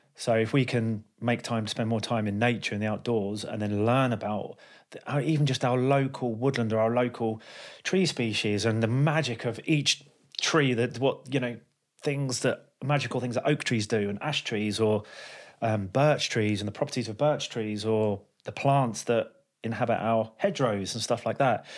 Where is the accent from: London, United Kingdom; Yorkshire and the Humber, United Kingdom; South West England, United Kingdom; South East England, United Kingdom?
London, United Kingdom; I'm from London.